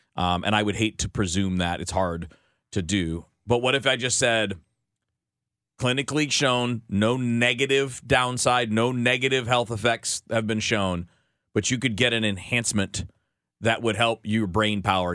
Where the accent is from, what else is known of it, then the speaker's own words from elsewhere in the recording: Michigan, United States; I grew up in Michigan, and I'd listen to the Tigers